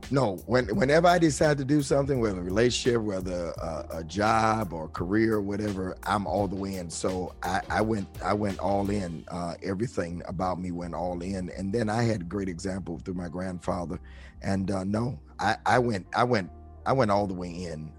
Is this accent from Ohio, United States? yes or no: no; Detroit, Michigan, United States; also born or lived in New York, United States; I grew up in New York until I was nine